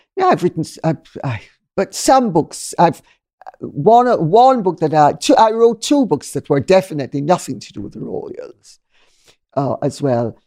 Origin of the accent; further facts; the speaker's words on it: Jamaica; now in United Kingdom; I'm Jamaican and I come from a multicultural, multinational, multicolored society